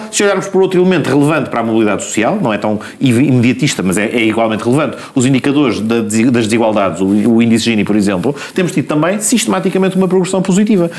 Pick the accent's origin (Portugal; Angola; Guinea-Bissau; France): Portugal; Lisbon; sendo alfacinha